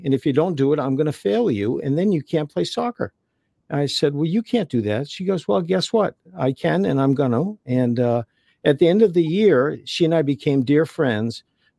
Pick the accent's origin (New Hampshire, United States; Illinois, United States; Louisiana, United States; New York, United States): New Hampshire, United States; New London; I grew up in New London, New Hampshire, in a big family